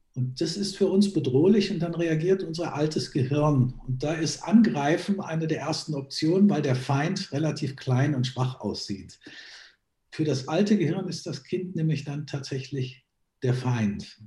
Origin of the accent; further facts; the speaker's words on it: Germany; also born or lived in Graz, Austria (half Styrian by ancestry); ich bin zwar in Deutschland aufgewachsen, aber eben halber Steirer